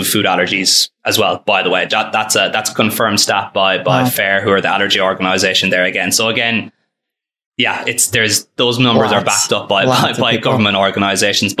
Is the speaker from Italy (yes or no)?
no; Ireland; also born or lived in Philadelphia, United States; I grew up in Ireland and went to school there